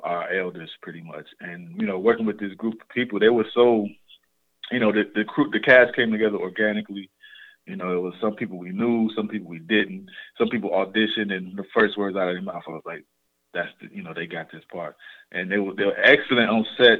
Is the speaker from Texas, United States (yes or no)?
no; Chicago, Illinois, United States; I'm originally from South Side Chicago